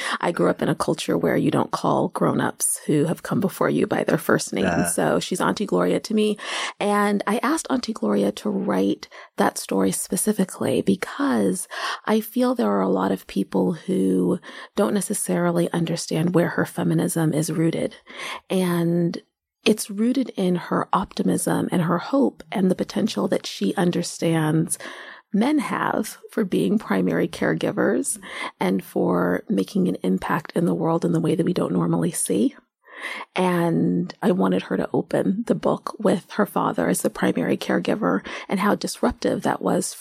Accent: Seattle, Pacific Northwest, United States; moved away as an adult; now in New York, United States; I'm from the Pacific Northwest, most recently from Seattle.

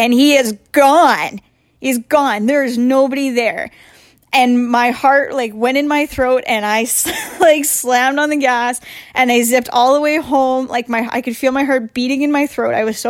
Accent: Portage la Prairie, Manitoba, Canada; I'm from Portage la Prairie in Manitoba

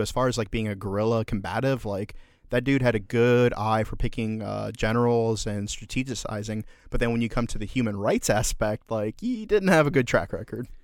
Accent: United States; we love as Americans

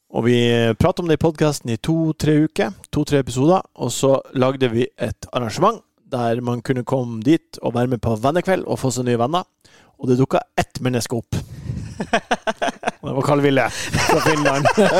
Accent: Bodø, Nordland, Norway; now in Oslo, Norway; når jeg var i, i Nordland og liten gutt

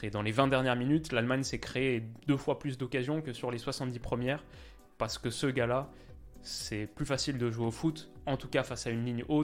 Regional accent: Canada; Là, je crois qu'on a vu deux choses quand on est canadien.

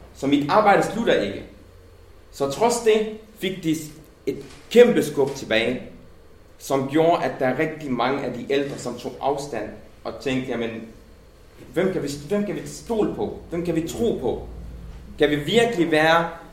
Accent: Denmark; jeg er nærmest født i Danmark, øh, fået min gymnasielle uddannelse og min folkeskole og mit universitetsuddannelse på danske folkeskoler og gymnasier

